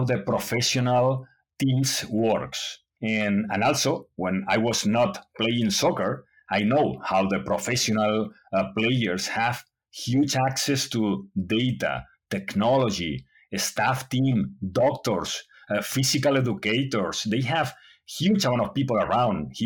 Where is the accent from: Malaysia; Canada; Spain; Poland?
Spain; English is a second language; also born or lived in United States; I was born in Spain, and I was there studying, and I grew up in Spain.